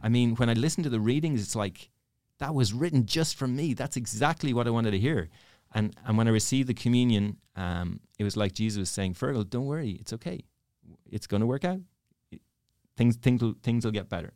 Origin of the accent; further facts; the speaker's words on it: Dublin, Leinster, Ireland; moved away; I'm from Dublin. Dublin, Ireland.